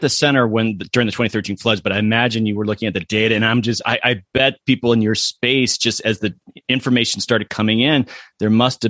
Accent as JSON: {"language": "English", "region": "Florida", "country": "United States", "also_born_or_lived": "Colorado", "moved": "yes", "said": "because I'm from Florida."}